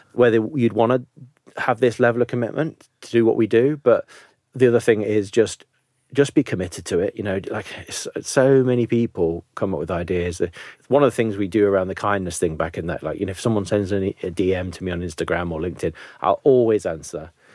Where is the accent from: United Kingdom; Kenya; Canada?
United Kingdom; Nottingham, East Midlands; I'm one of seven kids from, you know, a relatively rough area of Nottingham